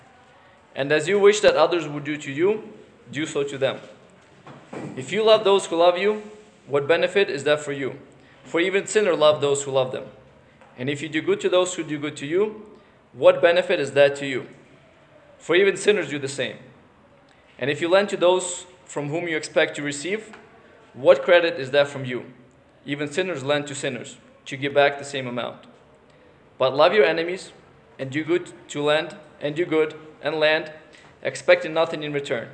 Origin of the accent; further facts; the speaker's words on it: United States; the country that we're from the United States